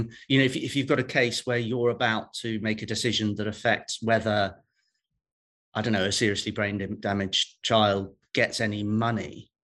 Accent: Welsh, Wales, United Kingdom; I'm a Welsh judge. A Catholic Welsh judge

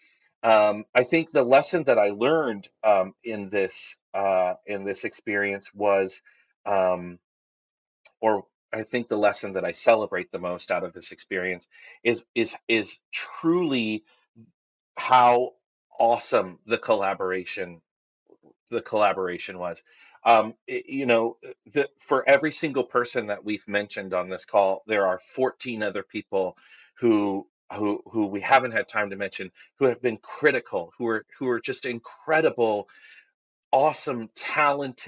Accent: Northern California, United States; When I was younger, I lived up in Northern California

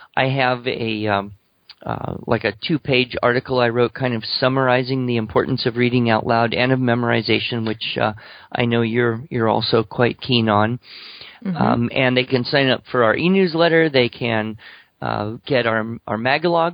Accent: Alabama, United States; I come from Alabama

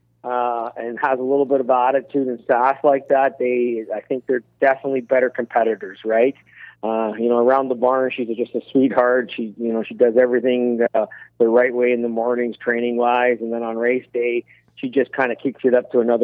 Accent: Canada; as a Canadian

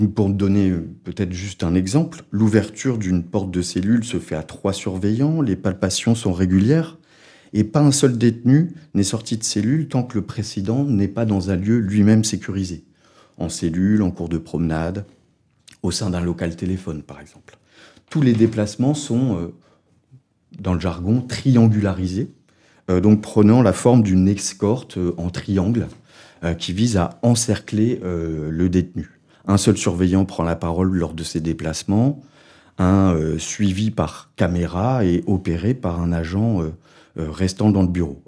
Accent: France; accent: French; avec mon accent français

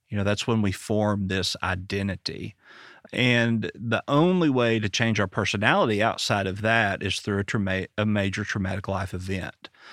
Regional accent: Arkansas, United States; I'm from Arkansas

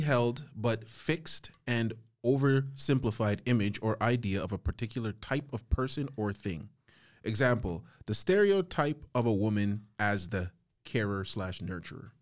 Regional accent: St. Vincent & Grenadines; I'm from Saint Vincent

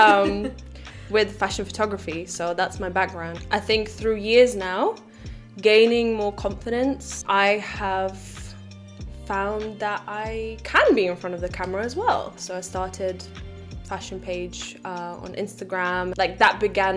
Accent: Latvia; Growing up in Latvia

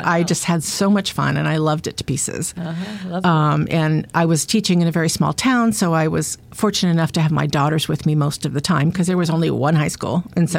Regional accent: Southern California, United States; moved away as an adult; also born or lived in Boston, Massachusetts; now in Massachusetts, United States; I was actually born in Boston, but between my kindergarten and first grade year, my parents moved to California. Mm-hmm. So I was raised in California, and my father was a college professor, and my mother was an artist, and I was raised in Southern California.

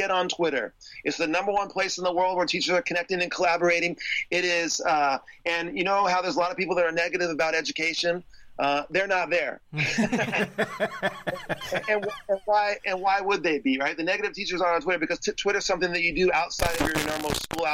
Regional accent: San Diego, California, United States; I'm from San Diego

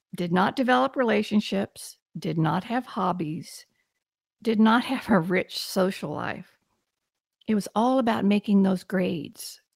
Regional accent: Texas, United States; I'm from Texas, and I, I really had wonderful parents

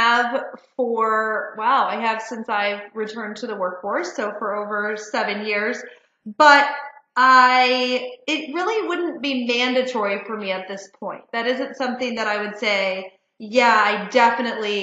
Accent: Detroit, Michigan, United States; moved away; also born or lived in Chicago / Washington, D.C.; I grew up in Detroit

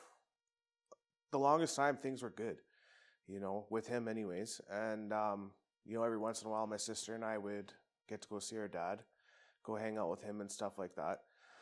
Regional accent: Medicine Hat, Alberta, Canada; also born or lived in Brooks, Alberta; I was originally from Brooks, and my mom and dad split, I think when I was two or something. So my mom, her best friend, and I moved to Medicine Hat

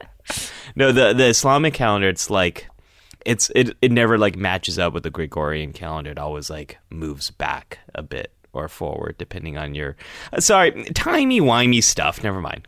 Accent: Northern California, United States; there wasn't a big Jewish population where I was growing up in Northern California.

